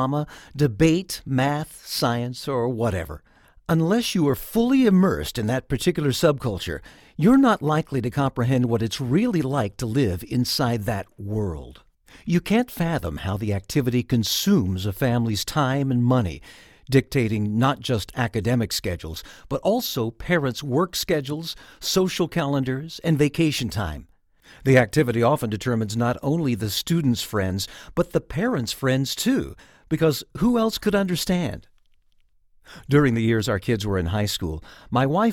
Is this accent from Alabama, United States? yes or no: no; Georgia, United States; my home state of Georgia